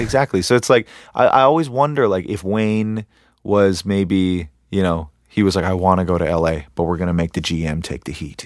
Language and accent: English; Canada; I'm from Canada